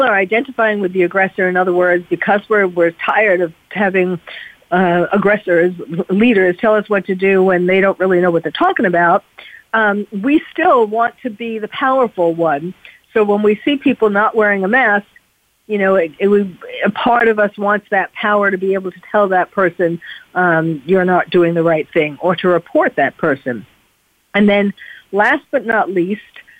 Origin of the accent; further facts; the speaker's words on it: New York, United States; now in California, United States; I'm from New York